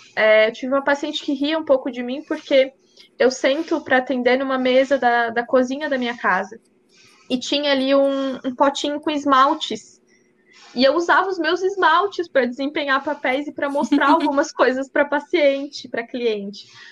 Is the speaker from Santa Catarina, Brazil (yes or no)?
yes; Braço do Norte, Santa Catarina, Brazil; eu, eu, sou de Braço Norte